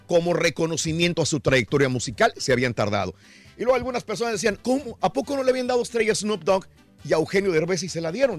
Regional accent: Francisco I. Madero, Durango, Mexico; moved away; Saludos a mi pueblito Francisco y Madero, allá en Durango. Está de fiesta el día de hoy, feria de mi pueblo

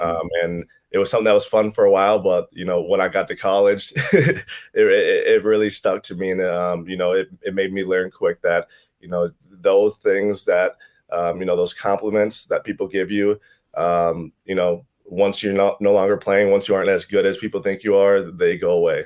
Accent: Chisago Lakes, Minnesota, United States; I'm from Chisago Lakes, Minnesota. Um, small town here, about forty-five minutes north of the Twin Cities

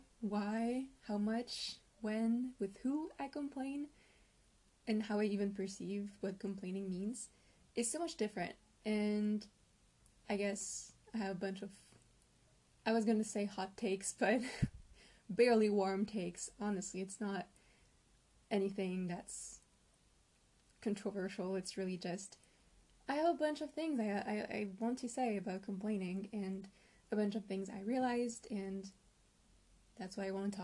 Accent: France; I am 22 years old and I'm from France.

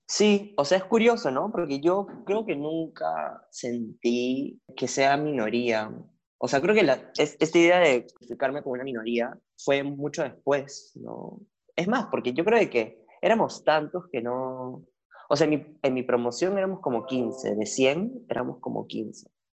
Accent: Lima, Peru; also born or lived in Argentina; yo no nací en Perú, nací en Argentina. Y mi familia migró completa a Lima cuando yo tenía dos años

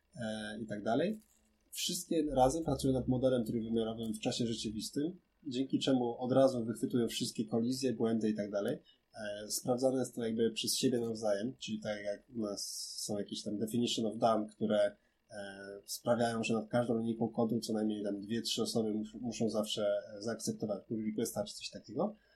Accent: Kraków, Lesser Poland, Poland; ja jestem z Krakowa

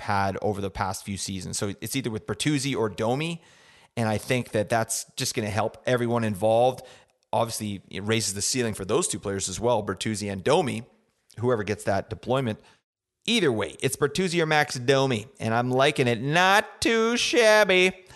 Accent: Canada; I'm from Canada, so we say Zerberts.

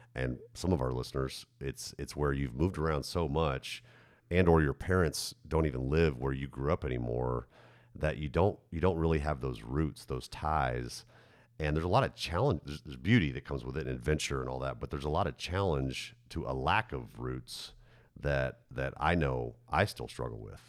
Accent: Texas, United States; moved away as an adult; also born or lived in Colorado; I'm from Texas, but we've been in Colorado for a long time, moved, moved back down here

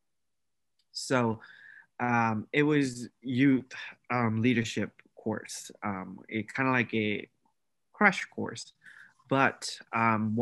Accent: Myanmar; now in Oklahoma, United States; I am from Myanmar. I'm an international student at the University of Central Oklahoma

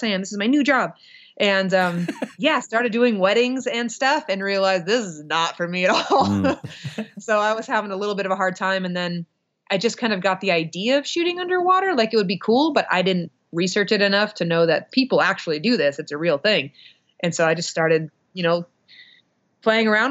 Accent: Montana, United States; I am from Montana

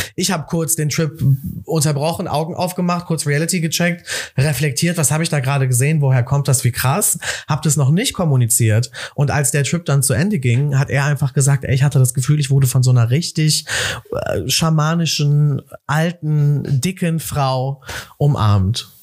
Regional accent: Cologne, North Rhine-Westphalia, Germany; also born or lived in Amsterdam; ich bin in Köln groß geworden

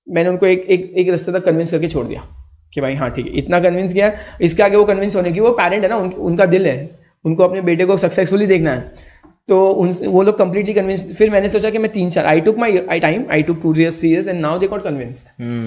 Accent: Nadol, Rajasthan, India; जब हम क्रिकेट खेलते थे ना हमारे गांव में

